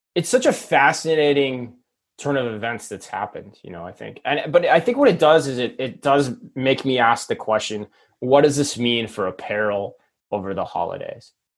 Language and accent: English; Phoenix, Arizona, United States; my hometown of phoenix arizona